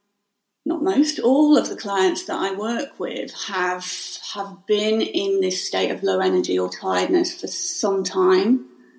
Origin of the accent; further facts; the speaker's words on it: Staffordshire Moorlands, West Midlands, United Kingdom; now in Surrey, United Kingdom; I'm originally from Staffordshire Moorlands